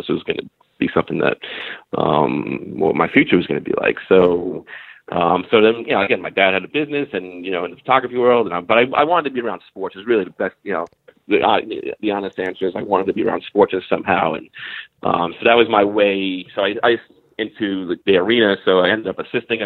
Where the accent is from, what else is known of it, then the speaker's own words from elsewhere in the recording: New York City, New York, United States; I grew up in Staten Island, New York